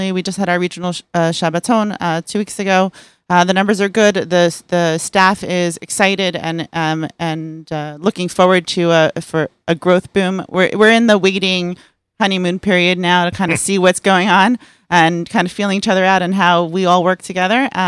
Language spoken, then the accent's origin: English; Fair Lawn, New Jersey, United States; I, am from New Jersey. Oh. I grew up in Fairlawn.